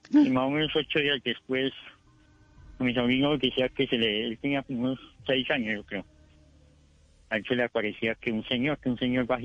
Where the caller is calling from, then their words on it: Bogotá, Colombia; Eh, los llamas de aquí, de Bogotá, de la localidad es Suba.